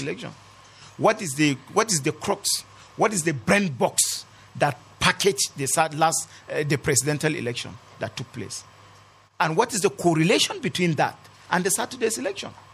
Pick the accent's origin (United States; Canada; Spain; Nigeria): Nigeria; Kanam, Plateau; my ancestral land in Kanam